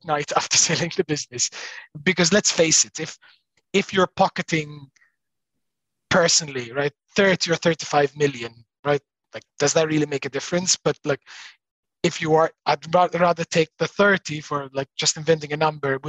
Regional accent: Malta; also born or lived in Australia; I was born in Australia. I was there until I was 7, 8, and then moved to Malta. My parents moved back to Malta

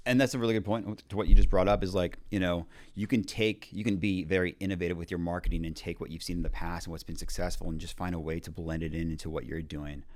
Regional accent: Montreal, Quebec, Canada; moved away; also born or lived in Houston / Mexico; born and raised in Montreal, we have a coffee chain called Tim Hortons

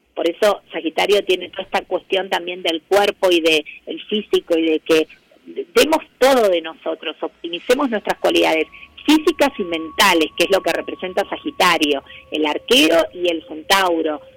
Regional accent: Argentina; para nosotros como, como argentinos es como importante

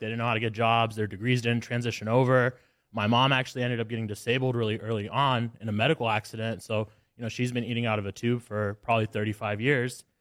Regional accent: Alabama, United States; I grew up in Alabama

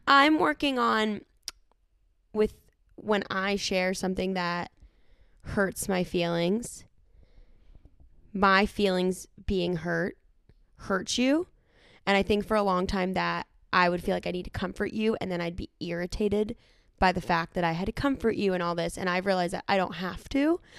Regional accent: Pittsburgh, Pennsylvania, United States; now in Los Angeles, United States; I grew up in Pittsburgh.

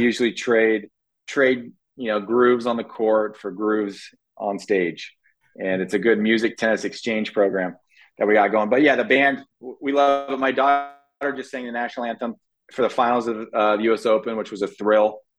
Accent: California, United States; moved away as an adult; now in Florida, United States; we grew up in California. You know, we're West Coast boys, uh, but I've been living in in Florida for now 12 years

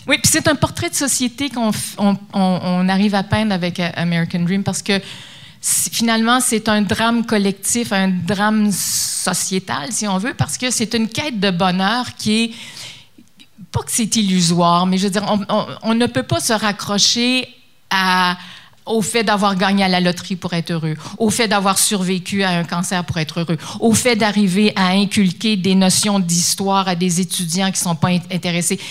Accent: Quebec, Canada; moved away as an adult; now in Toronto, Canada; on est originaires du Québec tous les deux. Puis on vit à Toronto depuis, ensemble depuis une trentaine d'années.

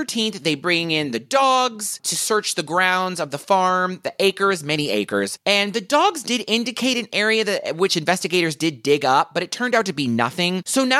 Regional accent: Deep South, United States; I'm from the Deep South, and we say critters every once in a while.

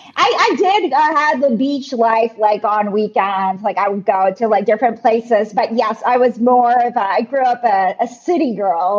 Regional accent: Philippines; moved away as an adult; also born or lived in Singapore; now in Canada; proudly born and raised in the Philippines

